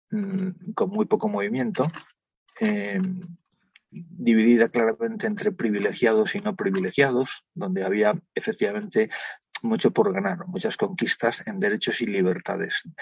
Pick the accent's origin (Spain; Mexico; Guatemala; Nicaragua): Spain; somos europeos y somos españoles.